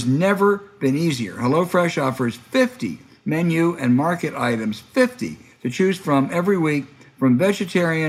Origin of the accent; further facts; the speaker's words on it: Pennsylvania, United States; also born or lived in Virginia; I was born in Virginia, but I grew up in Pennsylvania